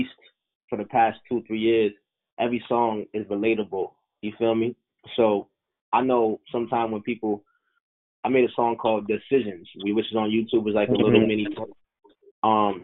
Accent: Boston, Massachusetts, United States; Boston, my hometown

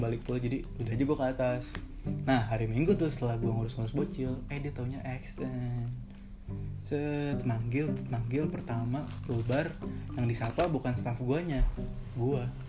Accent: West Java, Indonesia; gue sebagai orang Sunda iya, asli ya

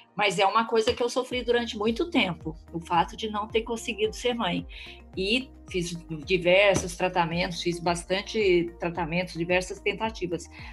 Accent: Mato Grosso do Sul, Brazil; also born or lived in Cidade Gaúcha, Paraná; now in São Paulo, Brazil; Nós somos irmãs, nascemos na mesma cidade, cidade gaúcha no Paraná, crescemos no Mato Grosso do Sul

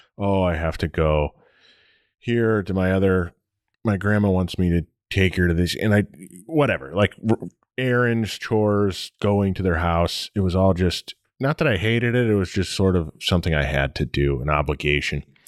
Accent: United States; moved away; also born or lived in Detroit, Michigan / Toledo, Ohio; I'm from Detroit and Toledo both

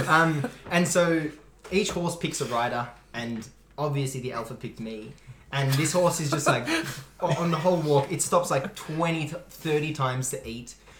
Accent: Australia

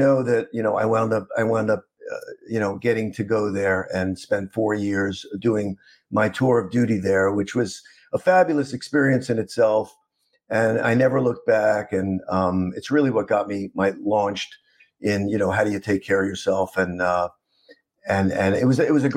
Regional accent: New York City, New York, United States; moved away as an adult; also born or lived in Vandenberg, California / South Miami, Florida; I grew up in Queens

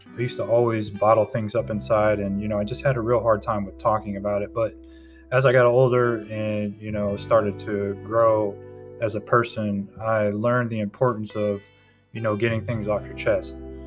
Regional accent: Tampa, Florida, United States; moved away as an adult; now in North Carolina, United States; I'm originally from Tampa, Florida. I now reside in North Carolina. I've been here for about two years

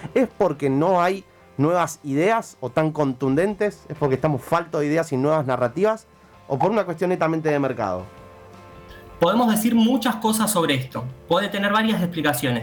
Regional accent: Argentina

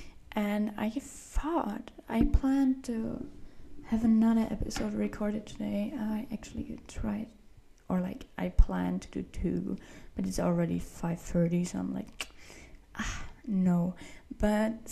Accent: Austria; moved away; I have a lot of friends back in Austria, of course, like in my hometown, but like not in the town, but like in the area where I lived

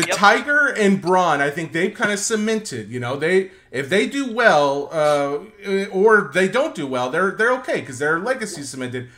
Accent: Middle Tennessee, United States; born and raised in Middle Tennessee

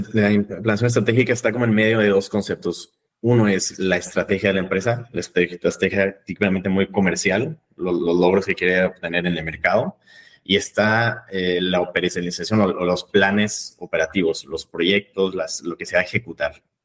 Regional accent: Monterrey, Nuevo León, Mexico; moved away as an adult; also born or lived in London, United Kingdom; now in Vienna, Austria; soy de México, soy de Monterrey, eh, México

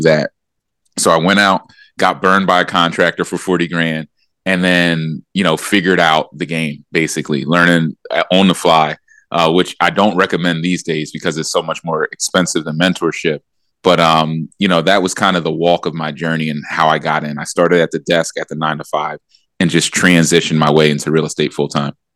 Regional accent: Philadelphia, Pennsylvania, United States; So I grew up in Philadelphia in that Allen Iverson era.

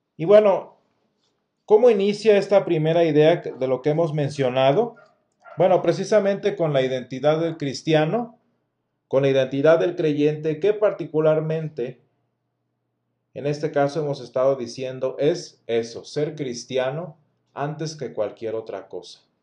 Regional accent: Mexico; en nuestro caso muy particular como mexicanos

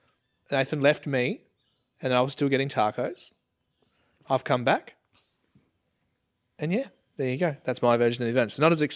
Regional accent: Geelong, Victoria, Australia; I was from Geelong. Like, I was born in Geelong. Do you barrack for the Cats? I barrack for the Cats.

